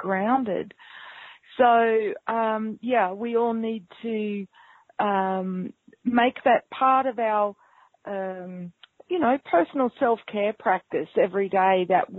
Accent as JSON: {"language": "English", "region": "North Queensland", "country": "Australia", "tie": "born or raised there", "also_born_or_lived": "New Zealand", "accent": "New Zealand", "said": "I grew up in North Queensland"}